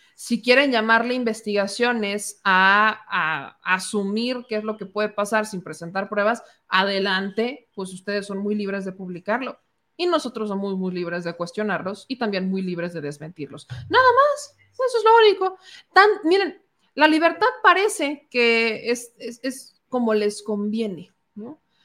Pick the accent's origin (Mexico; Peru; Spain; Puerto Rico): Mexico; somos mexicanos